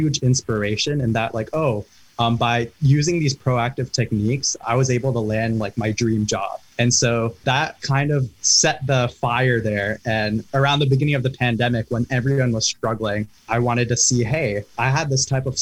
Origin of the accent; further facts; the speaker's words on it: Herndon, Virginia, United States; both Sana and I are from Northern Virginia, from Herndon